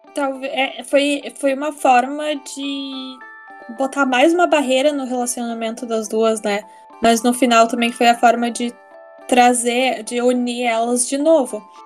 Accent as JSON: {"language": "Portuguese", "town": "Porto Alegre", "region": "Rio Grande do Sul", "country": "Brazil", "also_born_or_lived": "United States", "said": "sou de Porto Alegre"}